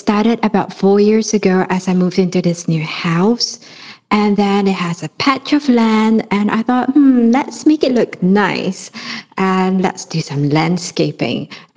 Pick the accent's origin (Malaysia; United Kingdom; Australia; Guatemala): Malaysia; now in Kuala Lumpur, Malaysia; from Kuala Lumpur in Malaysia